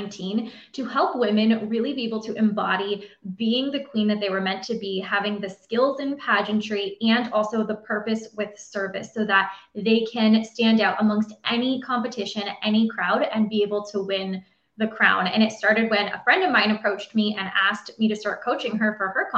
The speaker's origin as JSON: {"language": "English", "region": "Ontario", "country": "Canada", "said": "I'm from Ontario, Canada"}